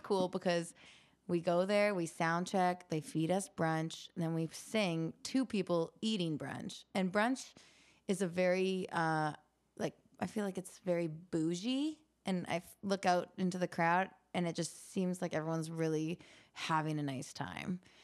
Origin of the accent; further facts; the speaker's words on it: Canada; I grew up in Canada and we all do very many winter sports